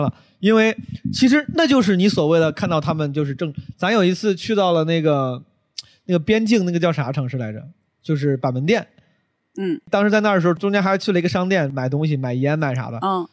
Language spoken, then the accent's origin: Chinese; Henan, China; moved away; 有很多很多五十岁的很多河南人，然后还，还是我老家的